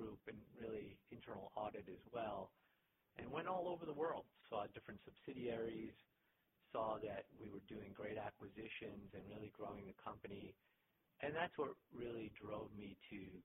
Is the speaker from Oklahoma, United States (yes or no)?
no; Boston, Massachusetts, United States; moved away; Boston's my hometown